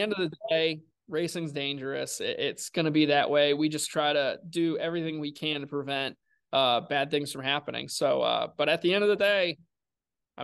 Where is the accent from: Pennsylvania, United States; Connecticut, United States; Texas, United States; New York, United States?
Connecticut, United States; growing up in Connecticut, racing you know weekly at NASCAR's root level